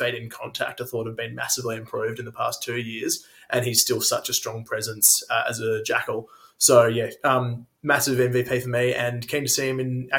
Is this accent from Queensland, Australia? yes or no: yes; Queensland, Australia; that's me as a Queenslander.